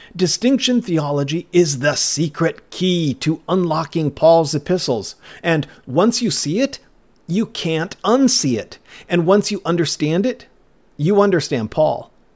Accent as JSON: {"language": "English", "town": "Cottonwood", "region": "Minnesota", "country": "United States", "tie": "born or raised there", "said": "my hometown of Cottonwood, Minnesota"}